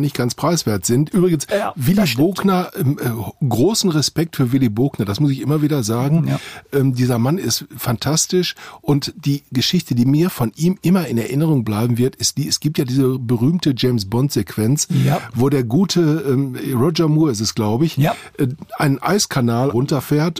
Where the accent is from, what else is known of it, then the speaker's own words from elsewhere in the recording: Witten, North Rhine-Westphalia, Germany; in meiner Heimatstadt Witten